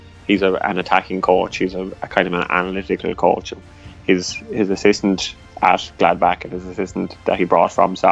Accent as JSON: {"language": "English", "country": "Ireland", "accent": "Irish", "said": "my Irish accent"}